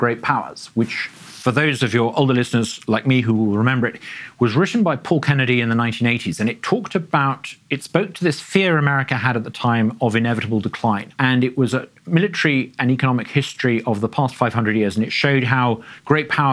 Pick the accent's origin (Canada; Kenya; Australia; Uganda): Uganda; moved away; growing up in Uganda